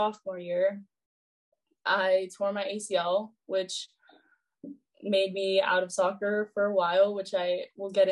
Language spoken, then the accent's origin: English; Roseville, California, United States; I'm from Roseville, California, which is a city right by Sacramento.